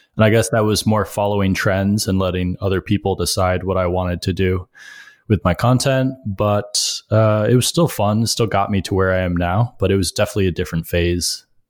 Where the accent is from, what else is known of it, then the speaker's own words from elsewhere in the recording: Rochester, New York, United States; moved away as an adult; now in New York City, United States; I grew up upstate in Rochester